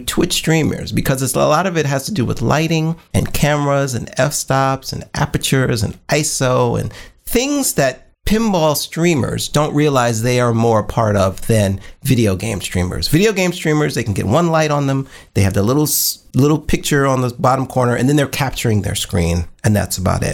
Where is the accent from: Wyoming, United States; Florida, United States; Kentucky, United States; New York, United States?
New York, United States; moved away; I'm from New York